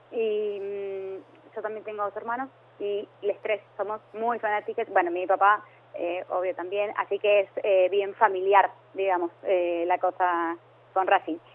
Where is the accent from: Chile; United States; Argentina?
Argentina; Avellaneda, Buenos Aires Province; Eh, así que, no, no, somos de Avellaneda.